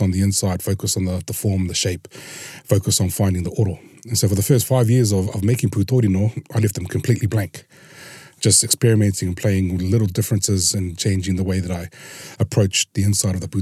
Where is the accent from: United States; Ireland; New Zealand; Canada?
New Zealand; Porirua, Wellington; I grew up in Takapuahia and Purirua, surrounded by highly religious Mormon whānau